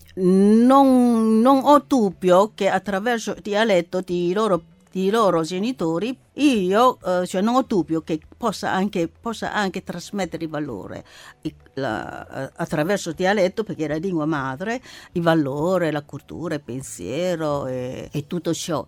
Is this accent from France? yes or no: no; China; Italian is a second language; now in Italy; io intendo come, come cinese